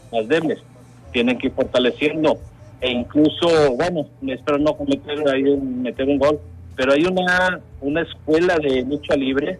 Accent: Mexico City, Mexico; moved away; yo soy originario de la Ciudad de México

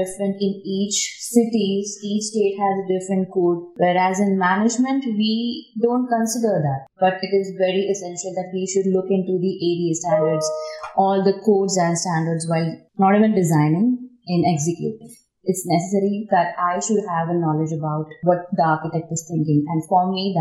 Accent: India; moved away as an adult; now in United States; I'm from India and now I'm working as a project

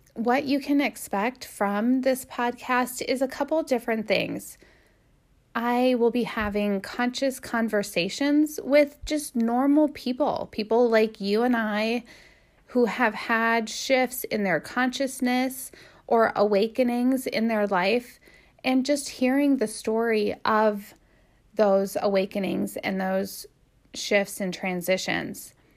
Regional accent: Midwest, United States; also born or lived in Canton, Ohio; I was raised in the Midwest

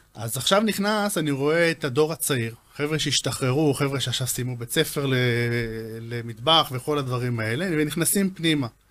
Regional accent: Israel; אנחנו ישראלים

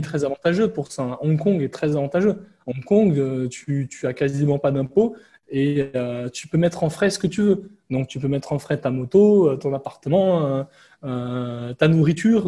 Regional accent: France; moved away as an adult; now in Vietnam; mon pays d'origine, donc la France

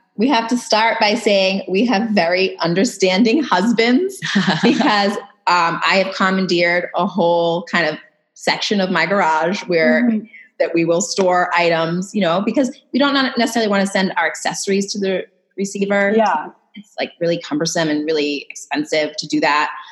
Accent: Massachusetts, United States; moved away as an adult; also born or lived in California; we're both from Massachusetts

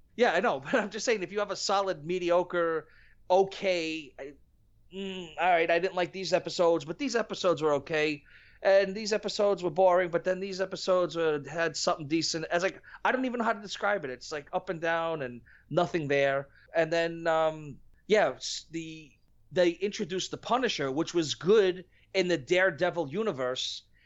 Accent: New York, United States; I'm from New York

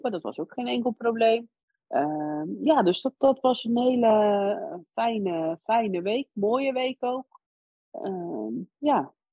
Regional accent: Lebanon; born there; Het enige wat ik toen wel wilde doen was heel graag met mijn gezin naar mijn geboorteland, naar Libanon.

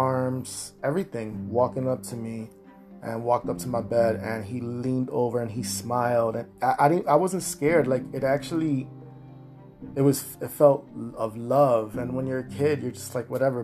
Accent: Massachusetts, United States; here in my home state, Massachusetts

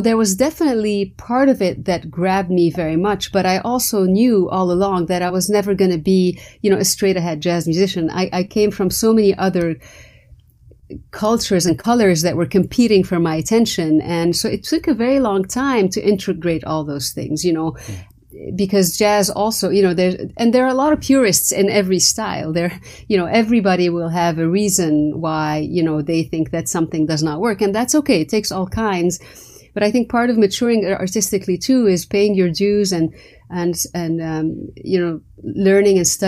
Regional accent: Lebanon; English is a second language; moved away; I went to a French school. You know, Lebanon was under the French mandate, so French was my primary culture almost before Arabic. And again, because, you know, I grew up in the Arab world

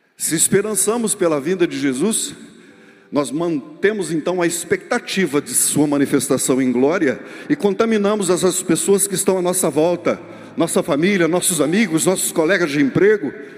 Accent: Brazil

